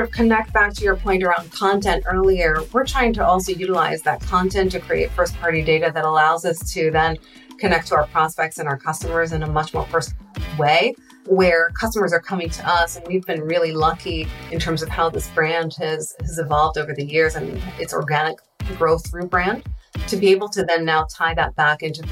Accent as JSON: {"language": "English", "country": "Israel", "moved": "yes", "said": "I'm actually originally from Israel. I spent 2 years in the intelligence force there"}